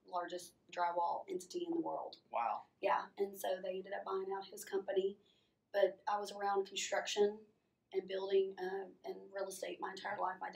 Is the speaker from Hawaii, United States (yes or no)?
no; College Station, Texas, United States; Yeah. Um, I am originally from College Station, Bryan College Station, Texas.